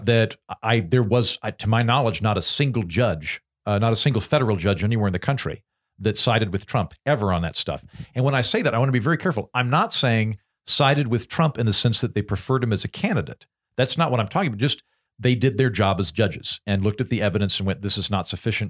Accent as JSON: {"language": "English", "country": "United States", "said": "being an American"}